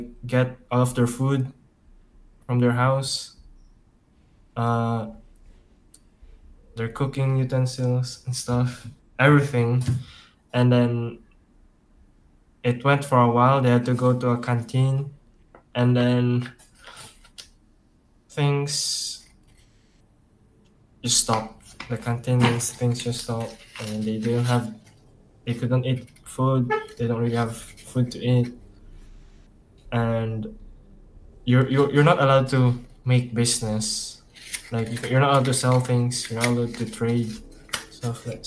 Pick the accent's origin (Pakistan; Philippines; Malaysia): Philippines; I was born here in the Philippines. I've been studying here since I was ever since I was born